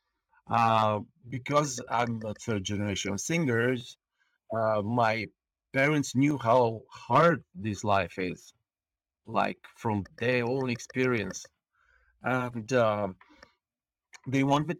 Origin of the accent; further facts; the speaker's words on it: Bulgaria; English is a second language; moved away as an adult; now in Estonia; I'm Bulgarian. I'm born on the coast of the Black Sea, and we call ourselves there a seagulls.